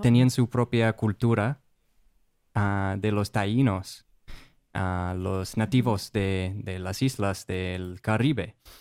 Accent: Rochester, Minnesota, United States; Spanish is a second language; moved away as an adult; now in Puerto Rico; soy de Estados Unidos, de ah, Rochester, Minnesota, es la casa del Mayo Clinic, el hospital, uno de los hospitales más grandes mm. en el mundo, de hecho, y pues crecí ahí

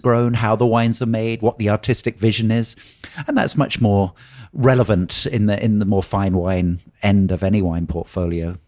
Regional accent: Oxford, South East England, United Kingdom; now in Napa Valley, United States; I grew up in Oxford in England.

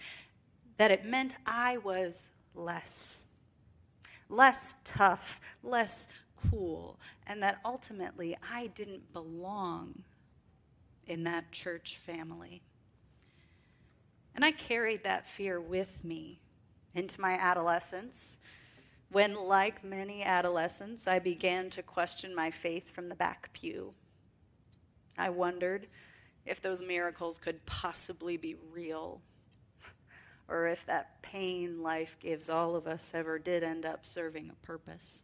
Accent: Wisconsin, United States; Growing up in the North, in Wisconsin specifically, and in farm country

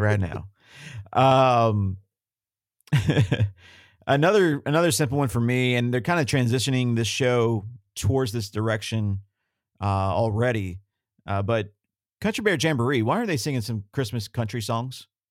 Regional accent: the South, United States; I grew up in the South

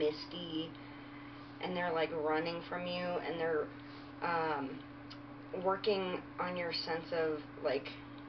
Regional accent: England, United Kingdom; We did this based on our heritage. Okay. Wisps, I am English.

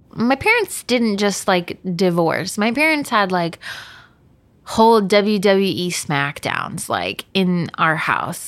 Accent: Texas, United States; I was born in Texas

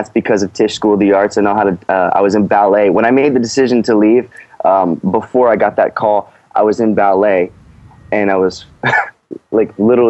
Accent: St. Louis, Missouri, United States; Well, I'm from St. Louis. I've been many places in the world and grew up in many places, but I consider my hometown St. Louis.

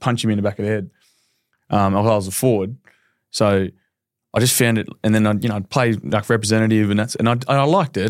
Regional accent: Darwin, Northern Territory, Australia; I'm from Darwin, like, not a great area

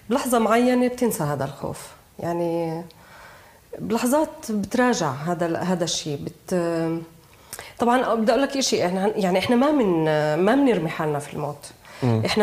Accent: Jerusalem, Palestine; انا بنت القدس

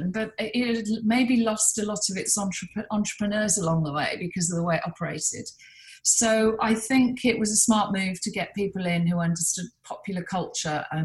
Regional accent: Birmingham, West Midlands, United Kingdom; I sort of would call my friends and say they don't know I'm from Birmingham.

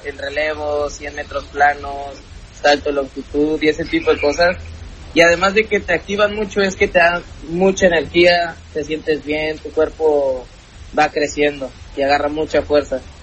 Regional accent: Coatzacoalcos, Veracruz, Mexico; nosotros vivíamos en Coatzacoalcos

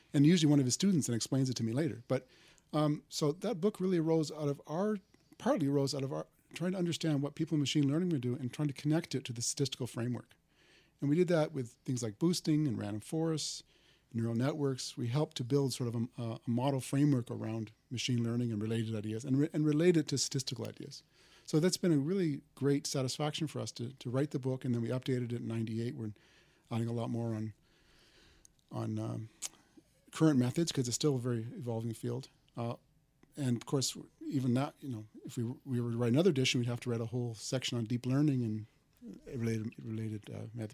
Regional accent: Canada; moved away as an adult; also born or lived in Waterloo, Canada / Toronto, Canada; now in Stanford, United States; I'm Canadian

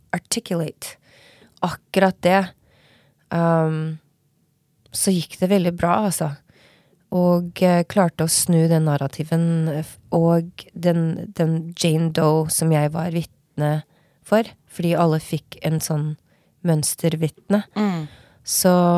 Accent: Norway; moved away; also born or lived in Los Angeles, United States / Oslo, Norway

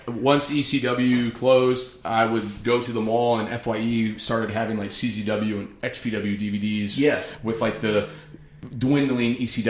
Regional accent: outside of Cleveland, Ohio, United States; moved away as an adult; also born or lived in New York City; I grew up outside of Cleveland, Ohio.

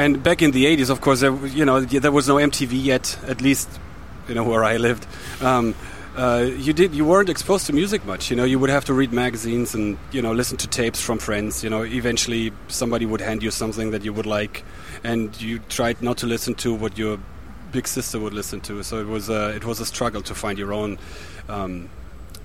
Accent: Germany; my hometown

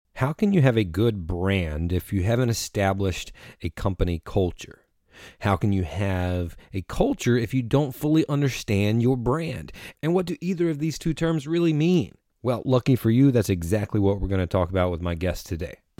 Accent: Eastern North Carolina, United States; I'm from Eastern North Carolina, which is rich in, in culture and history.

